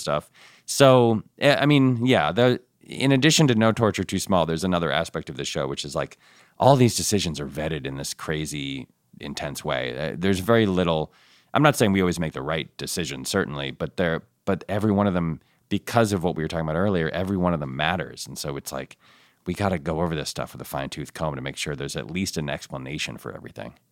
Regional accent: Ann Arbor, Michigan, United States; I was born in Ann Arbor

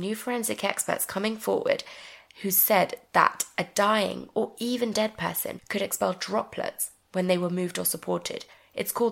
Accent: England, United Kingdom; we're English

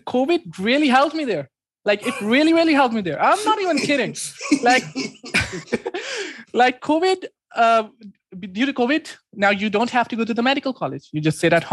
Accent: Islamabad, Islamabad Capital Territory, Pakistan; I'm from Pakistan. And cool. The city is Islamabad.

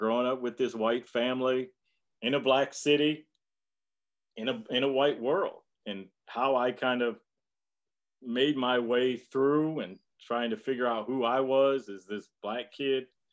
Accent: Detroit, Michigan, United States; growing up in Detroit

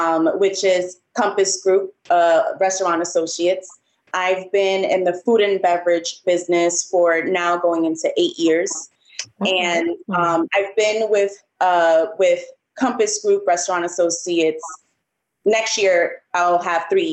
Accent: New York City, New York, United States; I'm from the Bronx. Yes, I was born and raised in New York, the Bronx.

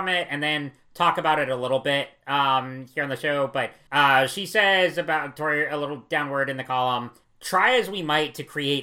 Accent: North Carolina, United States; from my home state of North Carolina

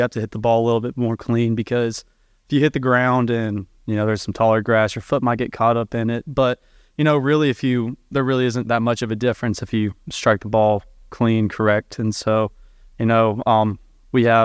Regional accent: Tennessee, United States; my home state

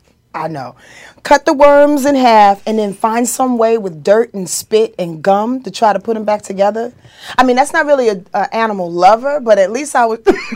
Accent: Yonkers, New York, United States; I'm from Yonkers, New York.

